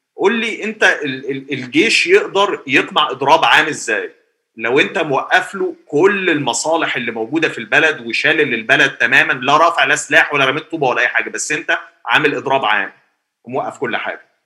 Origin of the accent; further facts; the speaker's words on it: Egypt; عندنا في مصر